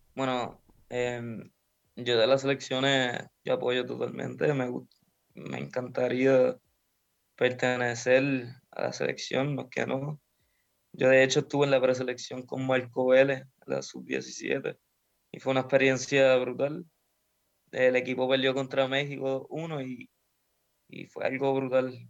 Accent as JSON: {"language": "Spanish", "country": "Puerto Rico", "moved": "yes"}